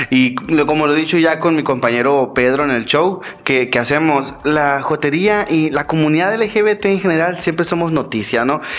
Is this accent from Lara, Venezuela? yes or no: yes; El Tocuyo, Lara, Venezuela; now in Cajeme, Mexico; eh, soy del Tocuyo, Venezuela.